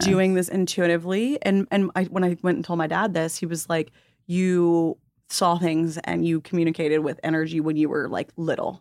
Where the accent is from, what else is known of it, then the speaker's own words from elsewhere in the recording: the South, United States; growing up in the South